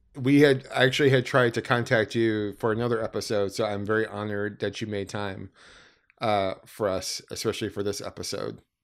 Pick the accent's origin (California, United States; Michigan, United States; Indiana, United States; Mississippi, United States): Michigan, United States; Allen Park; I grew up in Allen Park